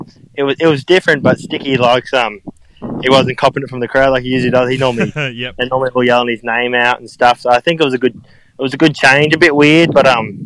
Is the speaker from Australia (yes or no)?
yes; Caboolture, Queensland, Australia; born or raised there; moved away